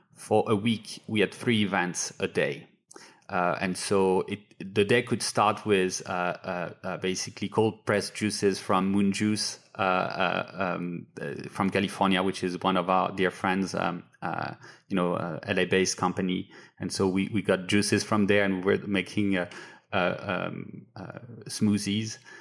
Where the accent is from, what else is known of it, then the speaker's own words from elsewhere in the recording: France; moved away; I grew up in France where you buy, you know, skincare in a pharmacy